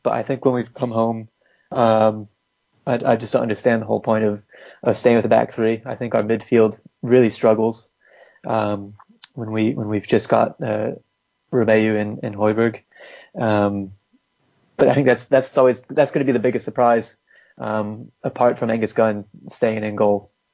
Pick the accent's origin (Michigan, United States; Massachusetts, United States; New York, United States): Massachusetts, United States; moved away as an adult; also born or lived in North Carolina; now in England; I'm technically from from Massachusetts area. Lived in North Carolina as well